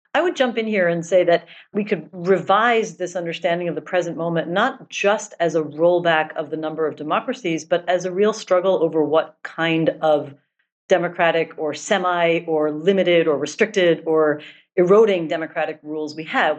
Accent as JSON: {"language": "English", "country": "United States", "also_born_or_lived": "Israel", "moved": "yes", "said": "I am American"}